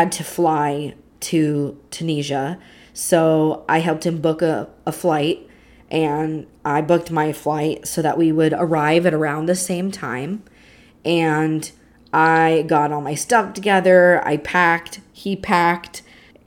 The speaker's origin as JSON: {"language": "English", "country": "United States", "said": "as an American"}